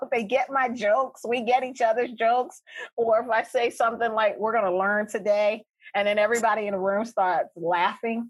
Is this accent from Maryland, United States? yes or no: yes; Baltimore, Maryland, United States; I am from Baltimore, the Sandtown Winchester community of Baltimore. I grew up in the inner city